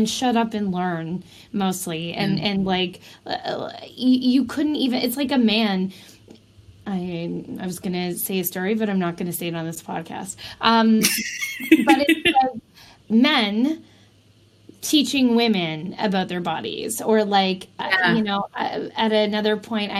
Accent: Canada

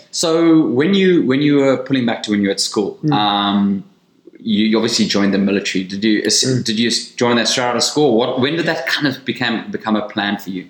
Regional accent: South Africa; as a South African

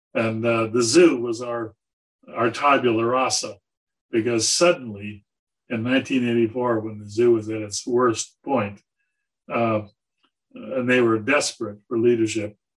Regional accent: San Diego, California, United States; moved away as an adult; also born or lived in Georgia; I grew up in San Diego

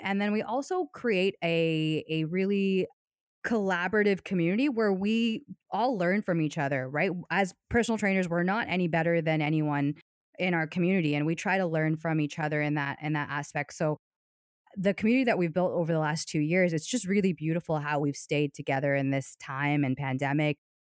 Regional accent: Hudson, Ohio, United States; a company called Joann Fabrics, which, if you live in the U S, you're, I'm sure you're aware of that, that company, and they're headquartered in my, in my hometown

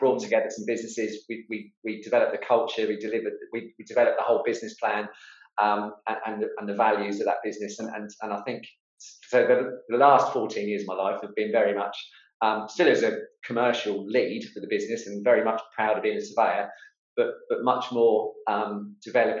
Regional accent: Portsmouth, South East England, United Kingdom; with a construction business in my hometown in Portsmouth

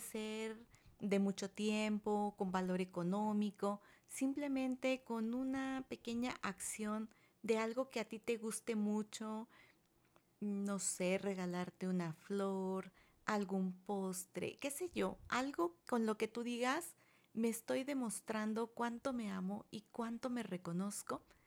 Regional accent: Mexico; en mi país, México

